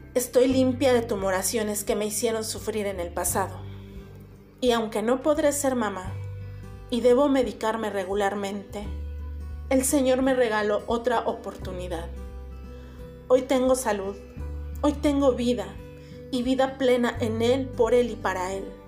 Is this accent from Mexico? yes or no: yes; Puebla, Mexico; de Puebla, México